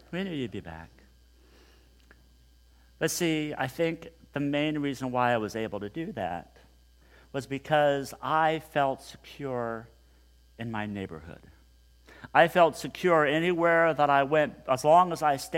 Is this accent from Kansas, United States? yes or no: yes; Hutchinson, Kansas, United States; growing up in Hutchinson, Kansas, a long, long time ago